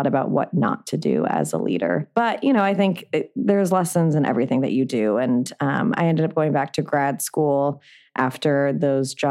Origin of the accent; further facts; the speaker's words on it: Santa Monica, California, United States; also born or lived in New York; I'm actually from LA. I grew up in Santa Monica